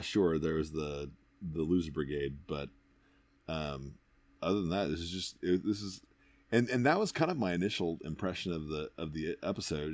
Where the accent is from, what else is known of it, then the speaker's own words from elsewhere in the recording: United States; I am an American through and through